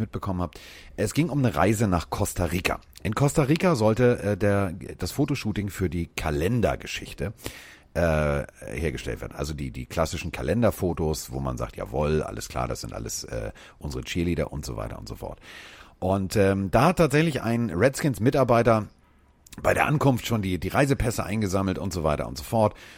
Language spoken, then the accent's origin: German; Hamburg, Germany; ich komme aus Hamburg